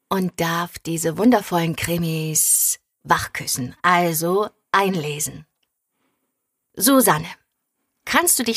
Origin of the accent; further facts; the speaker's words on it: Hannover, Lower Saxony, Germany; also born or lived in South America; Aufgewachsen bin ich in Hannover, geboren bin ich in Südamerika